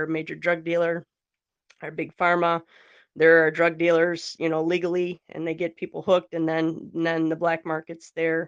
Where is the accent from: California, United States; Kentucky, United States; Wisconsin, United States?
Wisconsin, United States; Northeast; I'm from Wisconsin, Northeast Wisconsin